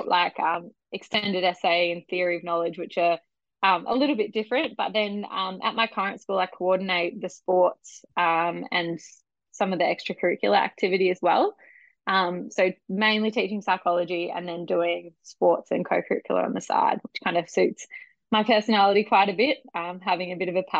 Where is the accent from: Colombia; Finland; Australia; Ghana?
Australia; Adelaide, South Australia; moved away as an adult; now in Brisbane, Australia; I was born in Adelaide. Born and bred in Adelaide. Moved to Brisbane in 2018.